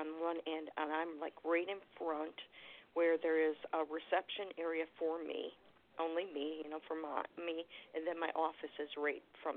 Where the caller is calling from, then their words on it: Florida, United States; I'm calling from Florida